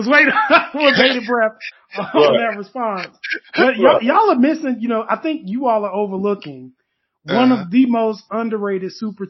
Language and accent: English; Henderson, North Carolina, United States; also born or lived in Durham, North Carolina; I moved to Durham and it felt like an upgrade because I grew up in Henderson.